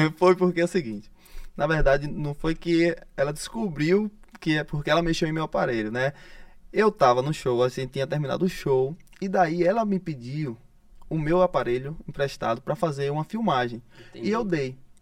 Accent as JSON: {"language": "Portuguese", "town": "Arauá", "region": "Sergipe", "country": "Brazil", "tie": "born or raised there", "moved": "yes", "lives_now": "Aracaju, Brazil", "said": "Na verdade, eu nasci em Arauá, né? Sou de Arauá, cidade próxima, próxima distância ali, Umbaúba."}